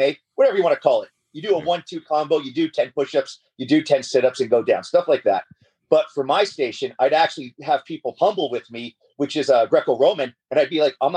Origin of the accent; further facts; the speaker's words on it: Borden, Ontario, Canada; I'm from Borden, which is just outside of Toronto, man. I was raised around Toronto.